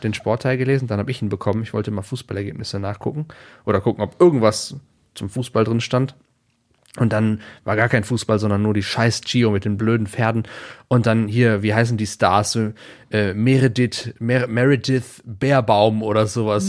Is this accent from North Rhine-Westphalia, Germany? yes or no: yes; near Aachen, North Rhine-Westphalia, Germany; ich komme ja, ähm, ich bin ja in der Nähe von Aachen zur Schule gegangen